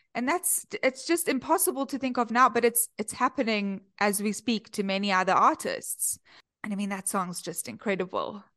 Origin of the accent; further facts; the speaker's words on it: Cape Town, Western Cape, South Africa; accent: South African; moved away as an adult; now in Chicago, United States; I come all the way from Cape Town, uh, born and bred in Cape Town, and I moved to Chicago a few years ago